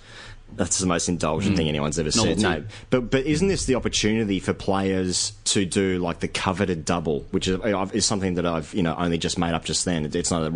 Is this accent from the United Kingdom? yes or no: no; Australia; I'm an Australian sports fan.